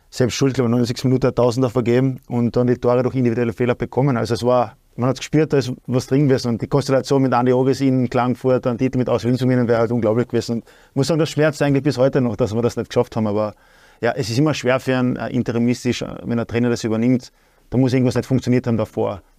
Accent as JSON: {"language": "German", "town": "Klagenfurt", "region": "Carinthia", "country": "Austria", "tie": "born or raised there", "said": "in Klagenfurt zum Beispiel, in meiner Heimatstadt"}